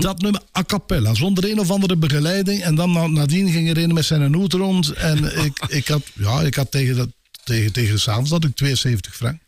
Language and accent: Dutch; Brakel, Flanders, Belgium; also born or lived in Vollezele / Ninove; Mijn vader was van Vollezelen, mijn moeder was van Brakel